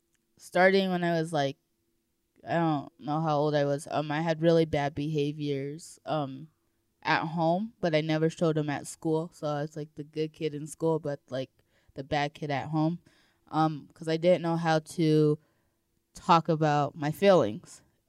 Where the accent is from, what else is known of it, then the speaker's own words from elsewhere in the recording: Colorado Springs, Colorado, United States; born there; I was born in Colorado Springs, I think.